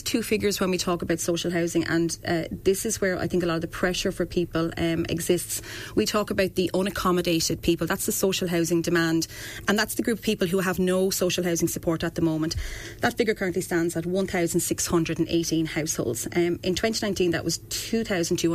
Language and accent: English; Ireland